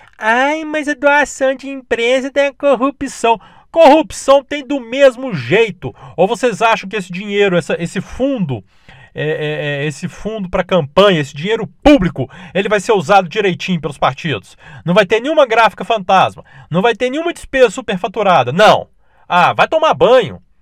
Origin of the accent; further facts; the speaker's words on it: Minas Gerais, Brazil; olha que eu nem sou do Rio, né? Eu sou de Minas